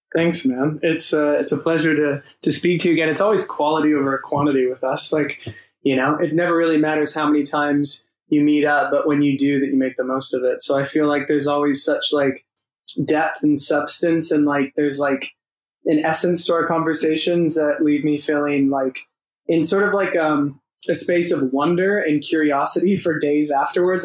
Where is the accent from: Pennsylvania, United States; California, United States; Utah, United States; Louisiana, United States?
California, United States; Los Angeles; moved away as an adult; also born or lived in San Diego; now in London, United Kingdom; I'm from Los Angeles, but I went to college in San Diego